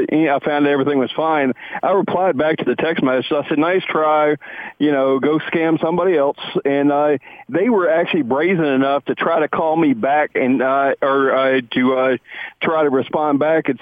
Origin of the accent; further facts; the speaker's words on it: the South, United States; I'm from the South.